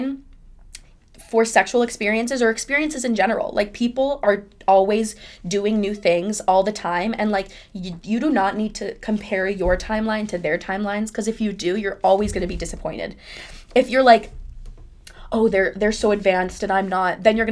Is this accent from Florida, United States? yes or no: yes; Miami, Florida, United States; also born or lived in Boca Raton, Florida; I'm from Miami